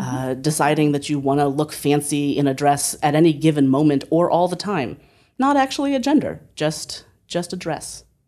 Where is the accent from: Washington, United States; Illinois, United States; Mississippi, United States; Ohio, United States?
Ohio, United States; Northeast; born or raised there; moved away as an adult; also born or lived in Berkeley